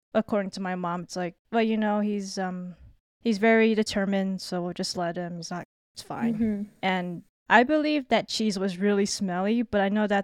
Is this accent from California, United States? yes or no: yes; Southern California, United States; I'm from SoCal